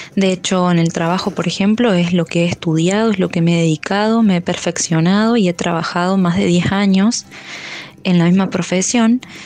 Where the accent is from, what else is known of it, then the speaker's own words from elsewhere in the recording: Argentina; soy de Argentina, tengo 32 años